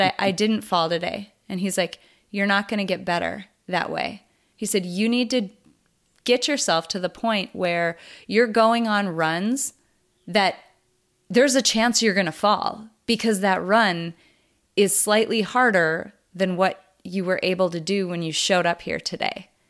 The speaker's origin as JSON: {"language": "English", "region": "North Dakota", "country": "United States", "tie": "born or raised there", "said": "I'm from North Dakota"}